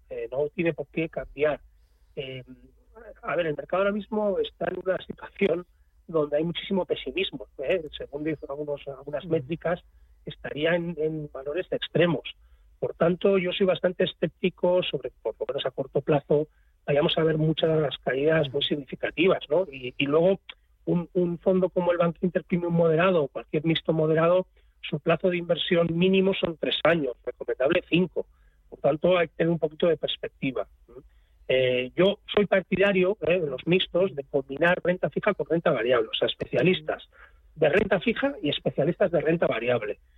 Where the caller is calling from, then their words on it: Alicante, Valencian Community, Spain; de Alicante.